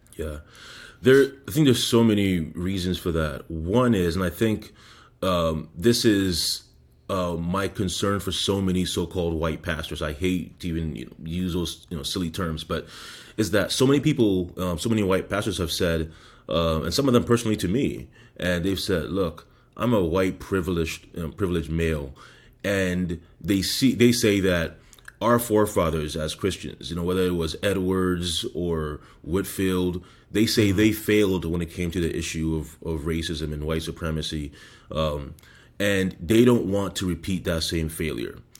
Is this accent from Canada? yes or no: yes; Canada; now in United States; I am Canadian